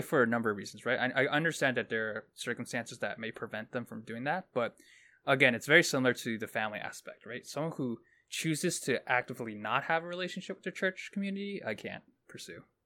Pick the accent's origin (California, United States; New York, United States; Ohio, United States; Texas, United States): New York, United States; New York City; I grew up in Brooklyn